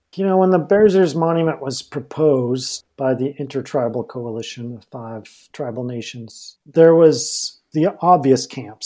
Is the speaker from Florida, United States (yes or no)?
no; Durango, Colorado, United States; I'm from Durango